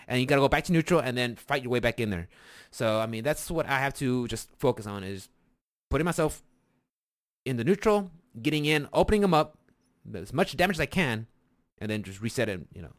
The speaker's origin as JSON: {"language": "English", "region": "Texas", "country": "United States", "said": "we're from Texas"}